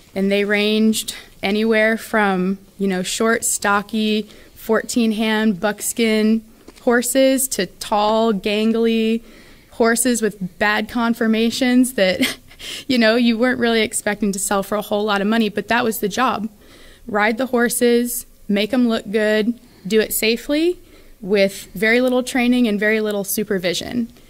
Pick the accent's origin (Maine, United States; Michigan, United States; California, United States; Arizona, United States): Arizona, United States; Phoenix area; also born or lived in Enumclaw, Washington; now in San Antonio, United States; when I was in first grade, we moved to Phoenix